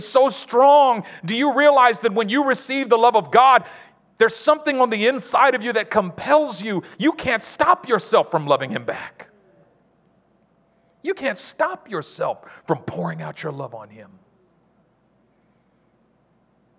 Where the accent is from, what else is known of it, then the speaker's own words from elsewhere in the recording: Oakland, California, United States; I'm from East Oakland.